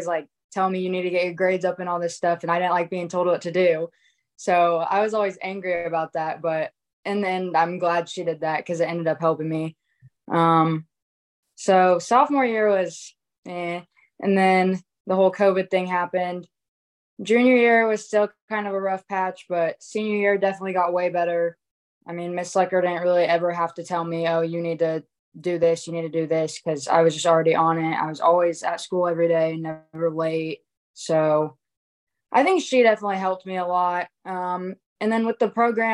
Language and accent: English; McPherson, Kansas, United States; McPherson is honestly a really good place to grow up. I mean, small town, normal. Everyone kind of knows everyone. I've always liked it here.